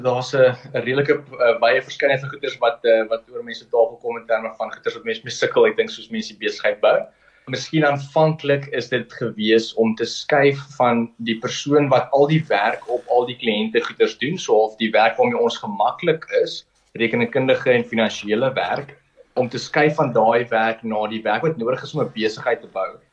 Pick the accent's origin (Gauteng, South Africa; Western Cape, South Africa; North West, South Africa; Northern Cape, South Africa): Northern Cape, South Africa; Kimberley; ek is gebore in Kimberley. Ek het daar gematrikuleer aanvanklik. Uh, my ouers het daarso gewoon